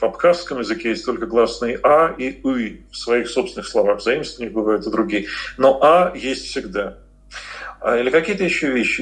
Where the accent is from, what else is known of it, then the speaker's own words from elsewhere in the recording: Moscow, Russia; мы москвичи, мы говорим «булочная»